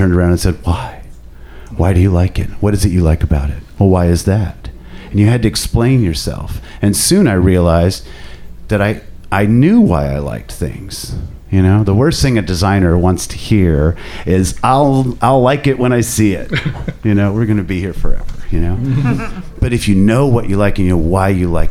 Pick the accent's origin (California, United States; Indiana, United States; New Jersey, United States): Indiana, United States; Indianapolis; I grew up in Indiana. I grew up on the east side of town. I went to school on the north side, and Indianapolis